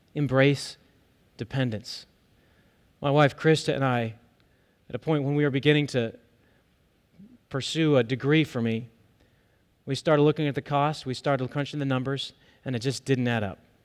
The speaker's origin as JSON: {"language": "English", "country": "United States", "said": "as American believers"}